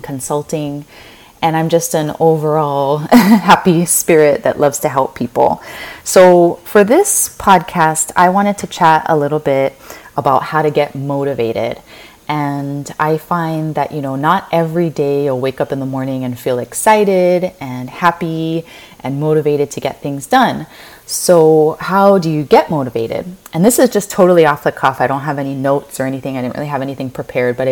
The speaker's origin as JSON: {"language": "English", "area": "Kauai", "region": "Hawaii", "country": "United States", "tie": "born or raised there", "lives_now": "Honolulu, United States", "said": "I am a local girl from the island of Kauai, born and raised in Hawaii."}